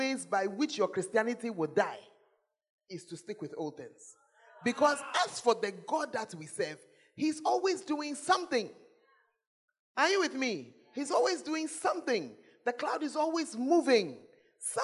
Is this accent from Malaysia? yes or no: no; Ghana; if you are as Ghanaian as me, Ghanaians, we don't like change